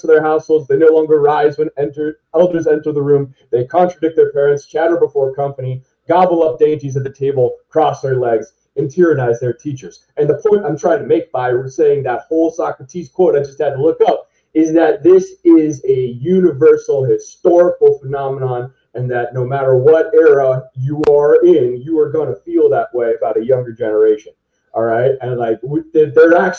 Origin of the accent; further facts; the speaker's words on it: Pennsylvania, United States; now in Ohio, United States; As a perspective as a Pennsylvanian, right? When I grew up in Pennsylvania